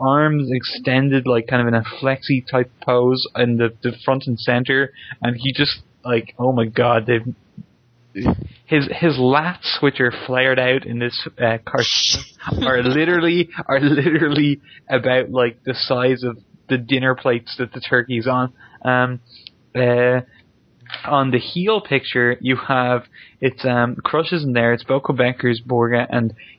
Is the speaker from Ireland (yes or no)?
yes; Ireland; I'm Irish